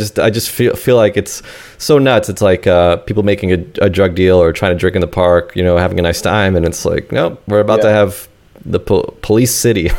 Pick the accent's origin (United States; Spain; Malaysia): United States; New York City, New York; I'm from South. I grew up in Queens Village, which is kind of near Jamaica, Queens.